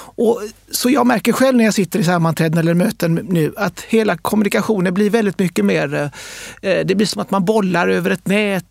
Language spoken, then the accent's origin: Swedish; Sweden; vi är svenskar